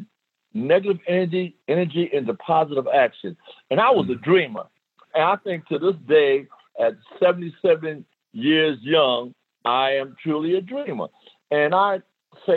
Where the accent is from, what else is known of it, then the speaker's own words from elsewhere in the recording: New York City, New York, United States; moved away as an adult; also born or lived in El Paso, Texas; growing up in the South Bronx in New York City